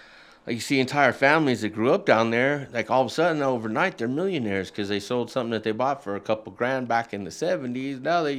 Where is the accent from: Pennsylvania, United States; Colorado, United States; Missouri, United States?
Colorado, United States; Denver; I'm like, I'm from Denver.